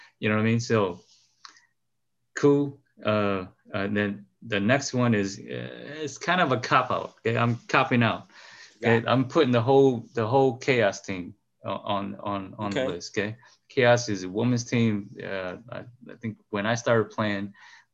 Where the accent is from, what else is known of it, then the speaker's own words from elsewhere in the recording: Chicago, Illinois, United States; moved away; also born or lived in Wisconsin; we grew up in Chicago. But most of my playing years, I was up here.